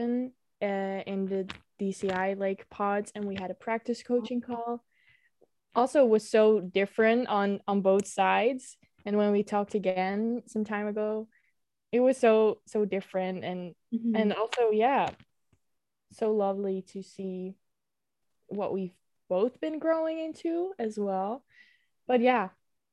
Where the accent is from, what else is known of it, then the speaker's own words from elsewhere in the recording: Netherlands; I'm from Holland or the Netherlands